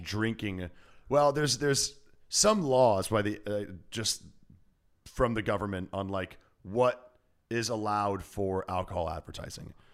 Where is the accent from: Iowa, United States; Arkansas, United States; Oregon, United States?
Iowa, United States; now in Los Angeles, United States; I'm from Iowa